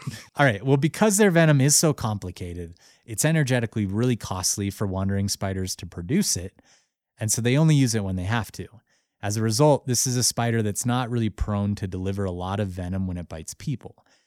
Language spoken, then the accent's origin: English; Missoula, Montana, United States; they're based out of my hometown, Missoula, Montana